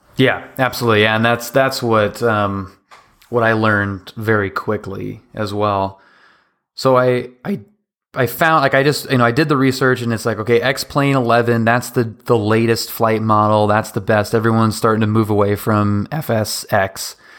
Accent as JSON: {"language": "English", "town": "Seattle", "region": "Washington", "country": "United States", "tie": "born or raised there", "said": "I grew up in Seattle"}